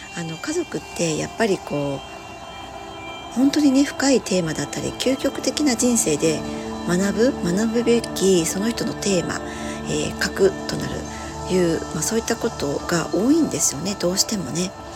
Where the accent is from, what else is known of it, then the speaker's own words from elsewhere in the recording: Hiroshima, Japan; 私は広島の生まれなので